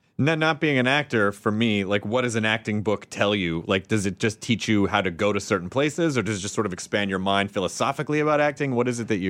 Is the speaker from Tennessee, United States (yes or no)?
yes; Memphis, Tennessee, United States; now in Los Angeles, United States; I grew up in uh, Memphis, Tennessee